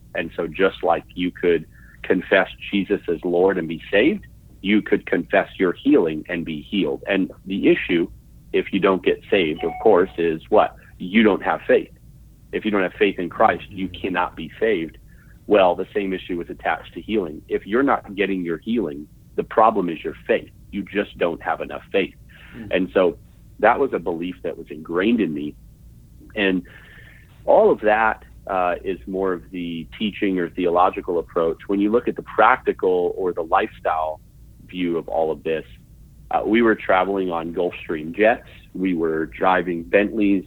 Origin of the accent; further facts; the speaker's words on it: Vancouver, British Columbia, Canada; also born or lived in Orlando, Florida; I was born in Orlando, Florida in 1984. I'm 35 years old. And 2 years after being born in Orlando, my parents moved to Vancouver, British Columbia, where I grew up.